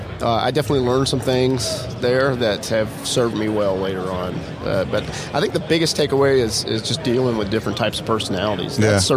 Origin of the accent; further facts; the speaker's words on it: Alabama, United States; moved away as an adult; also born or lived in New England / Hawaii; I was from Alabama